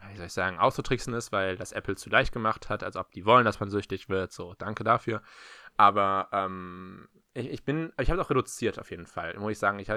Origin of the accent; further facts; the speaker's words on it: Berlin, Germany; ich komme ja aus Berlin-Mitte.